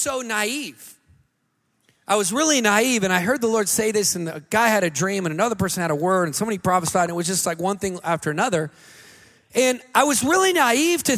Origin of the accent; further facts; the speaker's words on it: Montana, United States; also born or lived in Pennsylvania; now in California, United States; I grew up in Montana, and Montanans